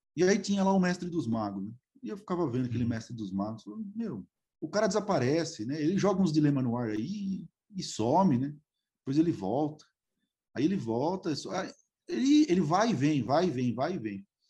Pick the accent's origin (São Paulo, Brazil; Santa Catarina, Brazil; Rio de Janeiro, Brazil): São Paulo, Brazil; Araraquara; eu sou de Araraquara, ainda moro aqui